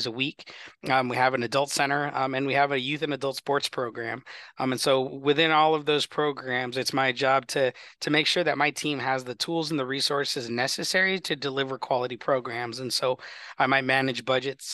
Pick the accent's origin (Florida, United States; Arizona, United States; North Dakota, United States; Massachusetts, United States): Arizona, United States; Glendale; I grew up in Glendale, so Glendale is very personal to me.